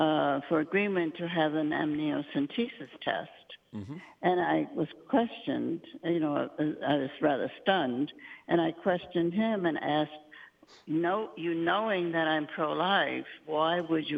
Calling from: Endicott, New York, United States; I'm calling from Endicott, New York, Father.

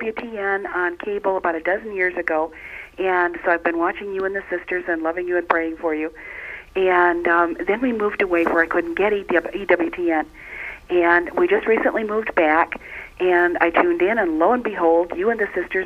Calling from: Flint, Michigan, United States; I'm calling from Flint, Michigan.

